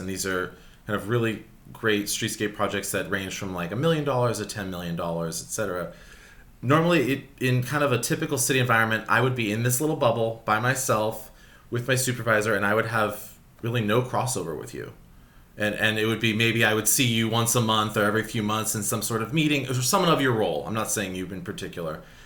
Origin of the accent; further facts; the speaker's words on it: Los Angeles, California, United States; I grew up in Sherman Oaks, another San Fernando Valley, another hot neighborhood in the valley